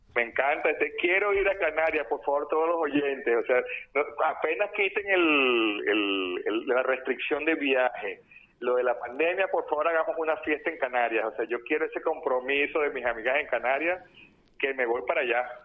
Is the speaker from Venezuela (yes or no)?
yes; Venezuela; now in Barcelona, Spain; desde que llegué a España, que yo vengo de Venezuela